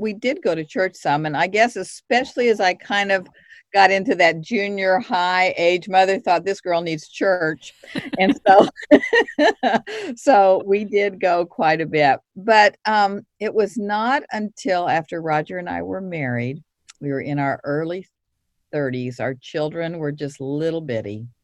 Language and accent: English; Kansas City, United States; now in San Antonio, United States; I'm from Kansas City. We currently live in San Antonio